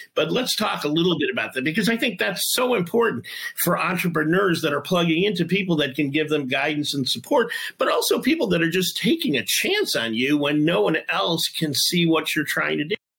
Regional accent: Detroit, Michigan, United States; I'm from Detroit

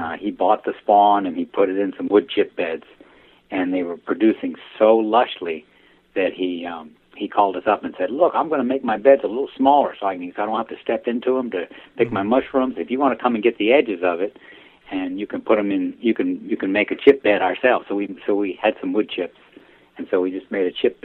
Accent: Chesapeake region, Maryland, United States; now in North Carolina, United States; I'm originally from Maryland.

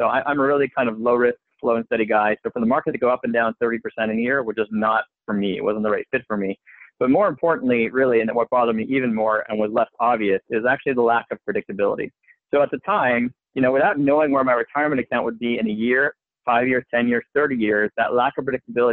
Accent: Montreal, Quebec, Canada; moved away as an adult; also born or lived in Philadelphia; now in United States; I'm originally from Montreal, Canada

